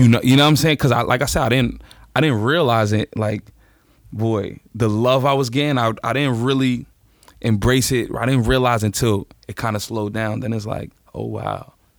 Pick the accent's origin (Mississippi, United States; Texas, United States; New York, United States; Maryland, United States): New York, United States; New York City; born or raised there